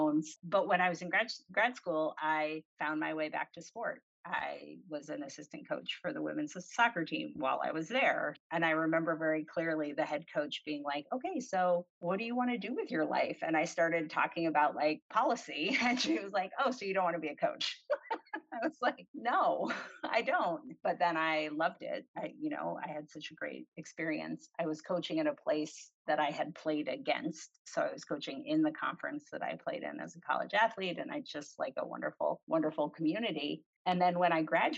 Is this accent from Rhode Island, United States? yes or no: yes; Rhode Island, United States; moved away as an adult; Most of the folks in my hometown stay in Rhode Island for college